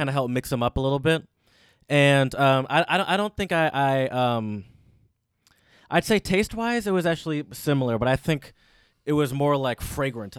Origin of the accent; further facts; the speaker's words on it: Detroit, Michigan, United States; moved away as an adult; Ann Arbor's not my home. I grew up in Metro Detroit